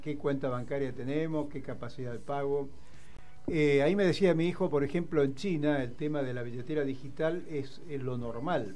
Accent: Córdoba, Argentina; de niño en Córdoba, era un niño, hace unos cuantos años

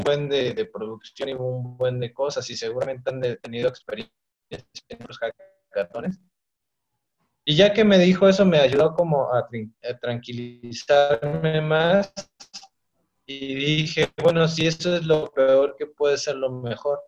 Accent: Ixtapaluca, State of Mexico, Mexico; yo soy este, de Ixtapaluca, del Estado de México.

